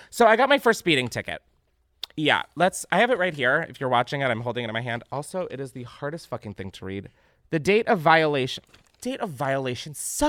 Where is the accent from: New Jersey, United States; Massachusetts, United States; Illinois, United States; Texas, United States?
Illinois, United States; Naperville; Recently, my hometown of Naperville and surrounding suburbs of Chicago was hit by a tornado